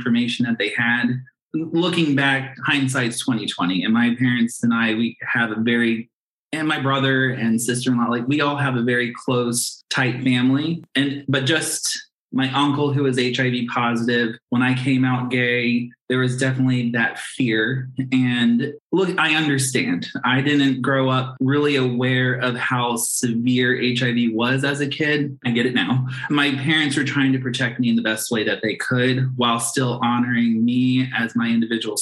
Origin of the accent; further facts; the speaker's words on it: Ohio, United States; I am Ohio born and raised